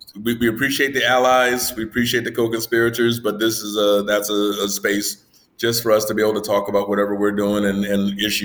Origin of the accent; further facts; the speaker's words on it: United States; moved away as an adult; now in Riyadh, Saudi Arabia; I'm not the black hypnotist. I'm not the black guy over here. I'm just the American. I'm the American hypnotist over here.